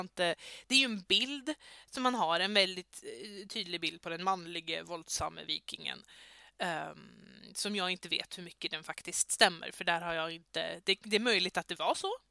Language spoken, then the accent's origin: Swedish; Södermanland, Sweden; moved away; Jag är ju inte ursprungli ursprungligen här nerifrån utan jag är ju eh, uppifrån Sörmland